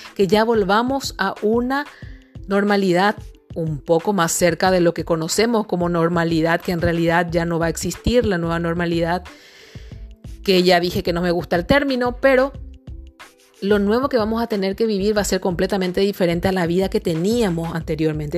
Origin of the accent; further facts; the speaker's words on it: Paraguay; yo soy de la República del Paraguay y aquí en el Paraguay